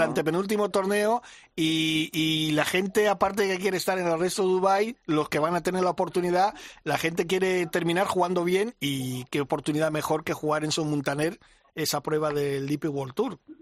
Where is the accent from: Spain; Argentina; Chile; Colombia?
Spain; Mallorca, Balearic Islands; moved away; mi tierra